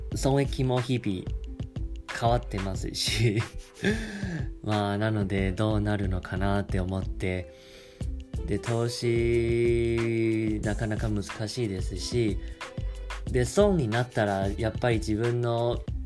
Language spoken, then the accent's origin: Japanese; Taiwan; first language Chinese; Japanese is a second language; 自分は中国語を話せます。もちろん、あの、台湾出身ですし